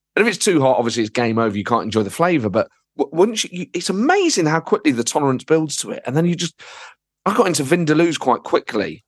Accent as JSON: {"language": "English", "town": "Nottingham", "region": "East Midlands", "country": "United Kingdom", "tie": "born or raised there", "moved": "as an adult", "lives_now": "London, United Kingdom", "said": "I grew up in Nottingham, and then I moved to London about fifteen years ago"}